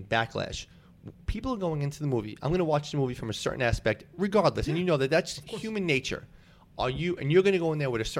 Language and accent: English; New York City, New York, United States; you and I grew up in Staten Island.